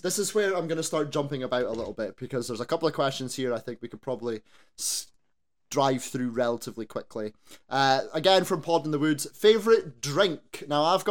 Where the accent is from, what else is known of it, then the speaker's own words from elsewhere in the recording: Scotland, United Kingdom; we're Scottish.